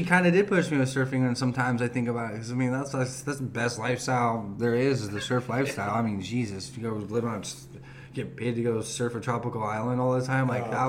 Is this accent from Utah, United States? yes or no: no; Huntington Beach, California, United States; also born or lived in Murrieta / Canyon Lake; I dealt with so many different mix of different kids growing up in Huntington Beach